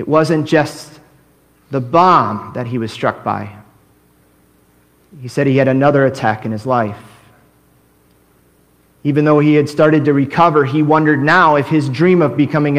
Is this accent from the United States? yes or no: yes; United States; also born or lived in Korea; as an American, I came up there